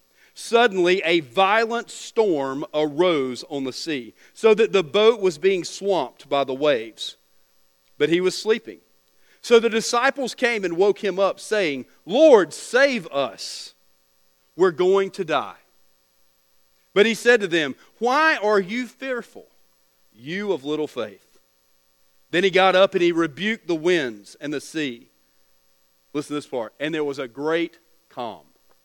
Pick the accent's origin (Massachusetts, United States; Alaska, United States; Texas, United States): Texas, United States; born there; and I was born in Texas, and we came here